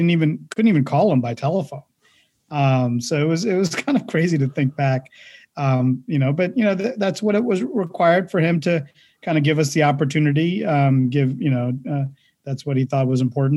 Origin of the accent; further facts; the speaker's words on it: Pittsburgh, Pennsylvania, United States; also born or lived in India; we came here in 1980 to Pittsburgh, Pennsylvania. And that's where I grew up, attended high school, North Allegheny High School